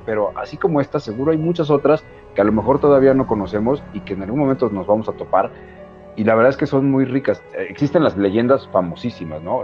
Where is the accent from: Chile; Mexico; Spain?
Mexico; somos bien mexicanos y somos bien unidos